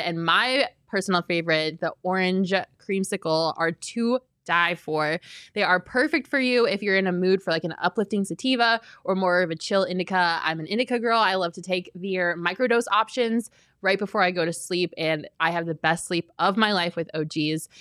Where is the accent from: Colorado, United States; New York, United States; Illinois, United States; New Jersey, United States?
Colorado, United States; Denver; now in Arizona, United States; I grew up in Denver